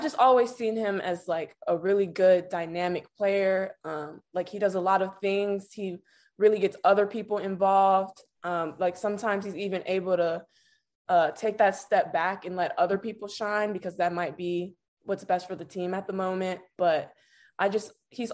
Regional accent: Chicago, Illinois, United States; I was born and raised here

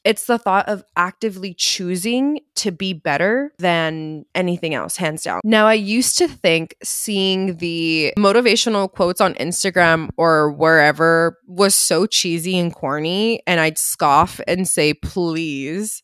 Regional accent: United States

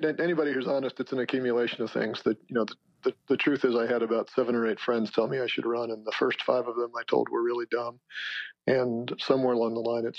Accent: United States; At core, I'm an American.

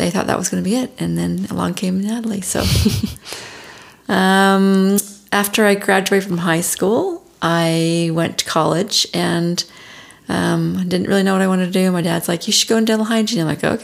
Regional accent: Bountiful, Utah, United States; I was born in Bountiful, Utah. Grew up most of my life there, all my life there, through high school

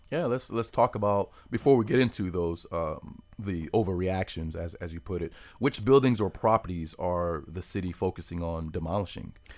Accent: Palm Beach County, Florida, United States; I'm from Palm Beach County

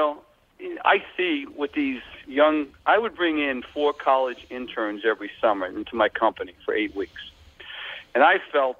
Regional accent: Long Island, New York, United States; accent: Long Island; now in Washington Crossing, United States; Yeah, so, yeah, we like it here, but I can't get rid of my Long Island accent, they tell me, even after 25 years.

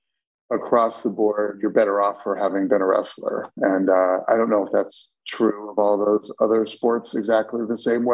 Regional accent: State College, Pennsylvania, United States; I grew up in State College

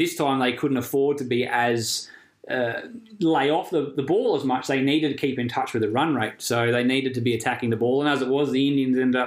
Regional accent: Australia; as an Australian

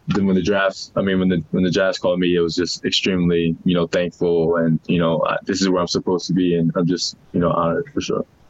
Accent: New Orleans, Louisiana, United States; now in Salt Lake City, United States; I'm from New Orleans, so it's hot and you're sweating as soon as you get outside

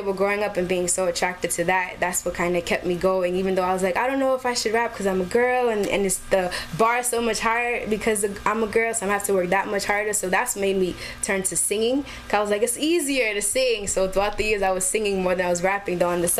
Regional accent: New York City, New York, United States; born or raised there

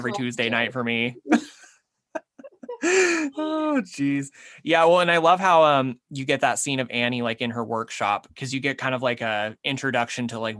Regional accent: Utah, United States; my home state of Utah

